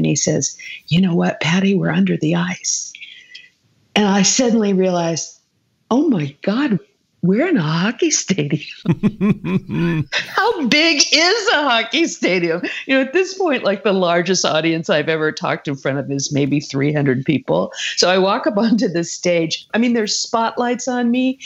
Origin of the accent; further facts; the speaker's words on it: California, United States; I'm a Californian